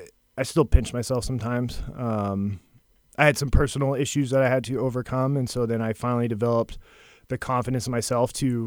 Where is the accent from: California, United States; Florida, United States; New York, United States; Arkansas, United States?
California, United States; moved away as an adult; now in Seabrook, United States; I'm from California, so I just escaped.